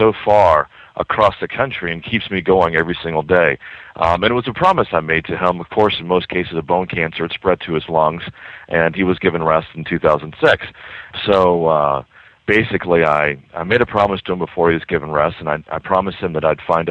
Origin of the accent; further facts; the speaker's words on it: Texas, United States; moved away as an adult; also born or lived in Boston; I'm from Texas, and I moved to Boston in 2003